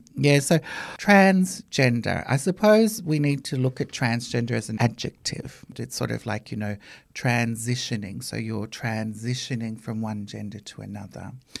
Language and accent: English; Australia; were propellers back there. You know, Australia is all I've really known. It's my home.